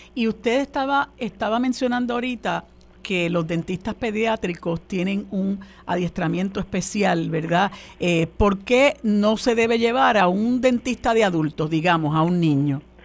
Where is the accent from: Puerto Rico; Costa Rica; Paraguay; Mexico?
Puerto Rico; nosotros en Puerto Rico